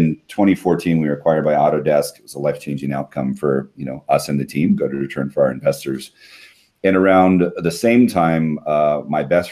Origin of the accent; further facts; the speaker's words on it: Hawaii, United States; moved away as an adult; My wife and I are both born and raised in Hawaii